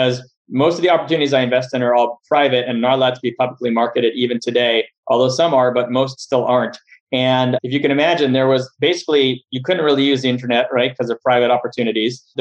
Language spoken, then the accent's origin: English; Montreal, Quebec, Canada; moved away as an adult; now in Los Angeles, United States; I am originally from Montreal, Canada, spent about half my life up there and then moved down to the US